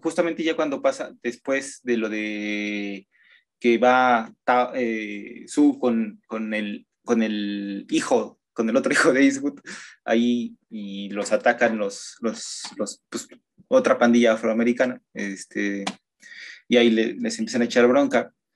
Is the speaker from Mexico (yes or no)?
yes; Mexico; uno como mexicano